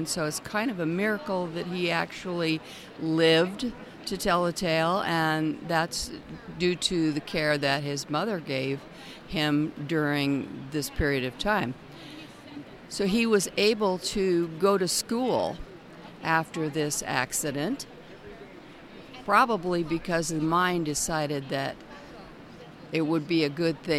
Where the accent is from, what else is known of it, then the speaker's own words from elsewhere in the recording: Ohio, United States; also born or lived in Texas; I was from Ohio. My father was in the service, so I was born in Texas, and we moved all around, but my family was from Ohio.